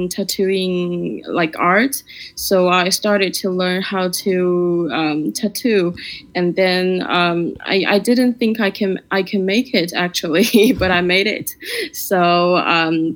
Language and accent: English; Shanghai, China; I was born and raised in Shanghai.